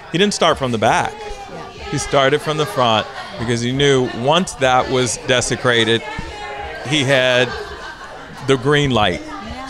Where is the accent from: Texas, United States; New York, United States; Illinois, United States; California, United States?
California, United States; Los Angeles; Jamie and I are LA natives